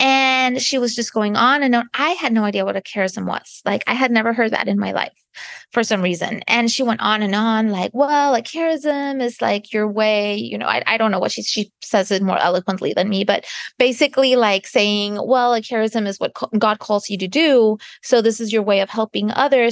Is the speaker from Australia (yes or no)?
no; Canada; moved away as an adult; now in United States; I'm not American, I'm Canadian